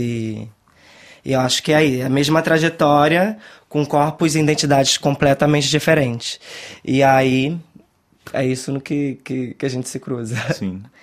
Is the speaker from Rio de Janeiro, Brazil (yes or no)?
yes; Rio de Janeiro, Brazil; moved away as an adult; now in Brussels, Belgium; A gente vem da favela da Maré, no Rio de Janeiro, para morar num lugar que, tipo, totalmente elitizado